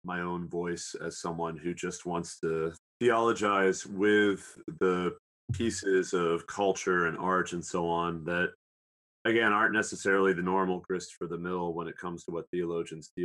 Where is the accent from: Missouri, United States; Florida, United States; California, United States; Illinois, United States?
Illinois, United States; Southern; the town in Southern Illinois where I grew up in, even though it's a small town